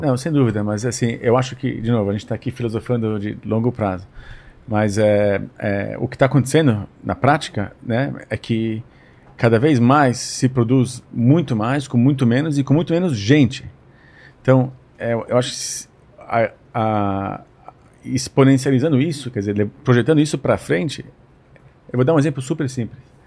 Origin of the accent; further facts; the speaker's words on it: São Paulo, Brazil; moved away as an adult; now in Israel; a gente cresceu aqui em São Paulo